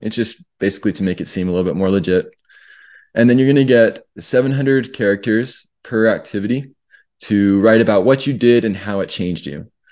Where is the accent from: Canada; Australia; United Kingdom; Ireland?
Canada; now in United States; as a Canadian, before I got my green card